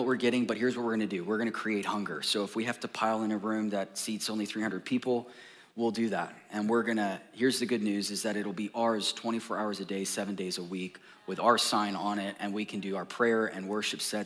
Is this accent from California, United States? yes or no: yes; Orange County, California, United States; now in Texas, United States; I come from Orange County, California